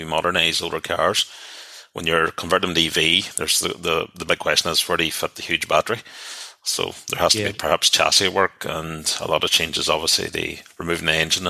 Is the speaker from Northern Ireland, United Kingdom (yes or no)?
yes; Derry, Northern Ireland, United Kingdom; I grew up in Derry